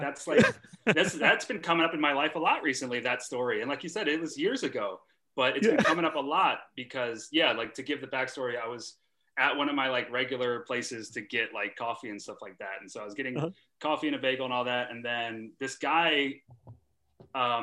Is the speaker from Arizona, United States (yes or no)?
no; New York City, New York, United States; also born or lived in Philadelphia; growing up in New York